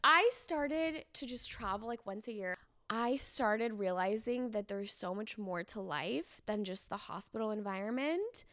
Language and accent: English; San Diego, California, United States; also born or lived in Iran; I grew up in San Diego